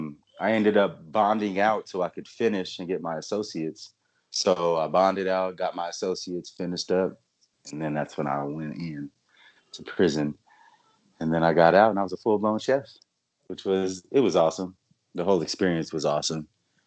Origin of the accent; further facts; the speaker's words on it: San Bernardino, California, United States; moved away as an adult; also born or lived in Arizona; now in Utah, United States; I am a representative of California, San Bernardino, which we consider the IE, the England Empire.